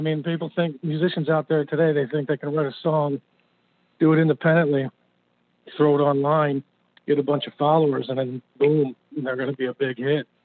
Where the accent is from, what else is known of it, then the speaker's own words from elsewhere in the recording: New Jersey, United States; moved away; I'm originally from Jersey